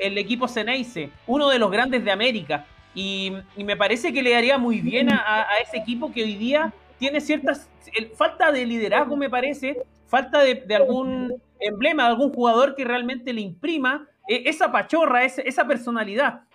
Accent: Chile; como chileno

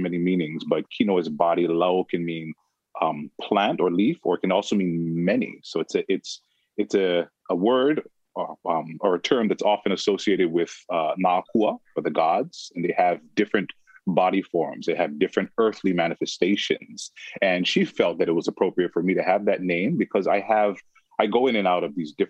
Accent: Maui, Hawaii, United States; originally from the island of Maui.

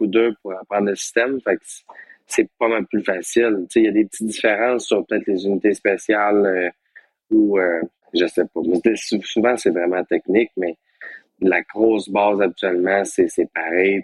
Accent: Quebec, Canada; chez nous au Québec, c'est quand même spécial

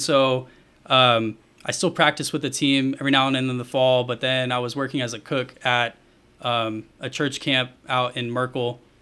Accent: Bandera, Texas, United States; also born or lived in Plano, Texas; we moved down to Bandera.

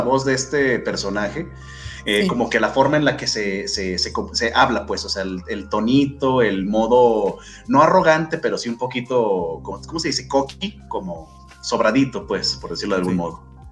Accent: Mexico; como mexicano que soy

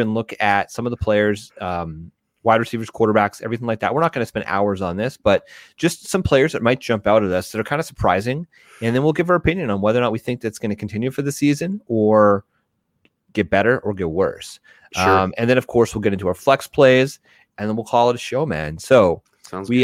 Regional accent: Canada; I'm Canadian

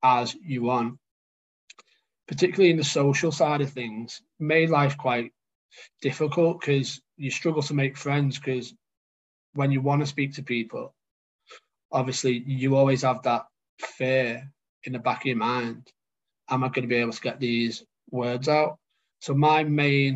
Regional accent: Warrington, North West England, United Kingdom; from Warrington, lived in Warrington my whole life

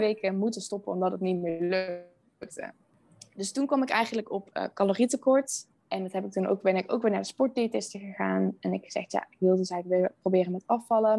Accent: Veldhoven, North Brabant, Netherlands; moved away as an adult; now in Rotterdam, Netherlands; Ik kom uit Veldhoven, dat ligt uh, eh, dichtbij Eindhoven

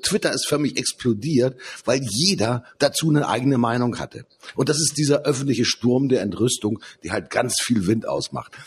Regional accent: Hamburg, Germany; bei uns in Hamburg

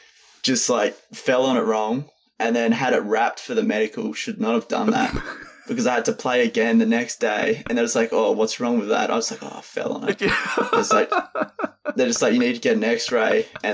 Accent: Shoalhaven Heads, New South Wales, Australia; moved away as an adult; now in Canberra, Australia; I grew up in the South Coast. It's a small town called Shalavan Heads. And I grew up there until high school and then moved to Canberra for uni.

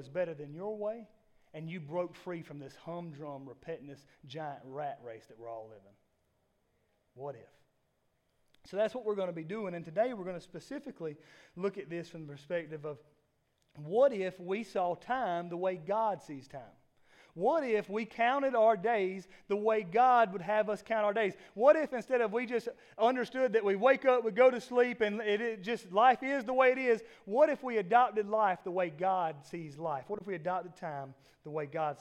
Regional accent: South Georgia, United States; I'm from South Georgia

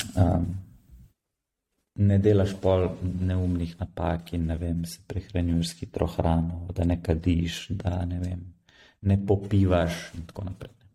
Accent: Slovenia; sem se rodil v Sloveniji

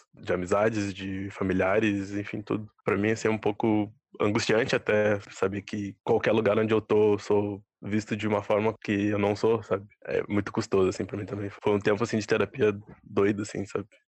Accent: Bagé, Rio Grande do Sul, Brazil; now in Porto Alegre, Brazil; Eu sou natural de Bagé, né? Daí quando eu me mudei aqui para Porto

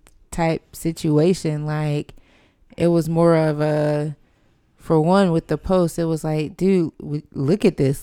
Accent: Fayetteville, North Carolina, United States; moved away as an adult; now in Charlotte, United States; growing up in Fayetteville

